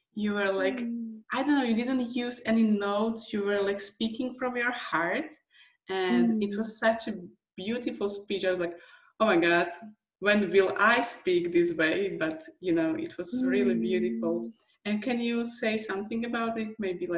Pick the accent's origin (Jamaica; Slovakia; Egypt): Slovakia; English is a second language; with my accent, with my English, from Slovakia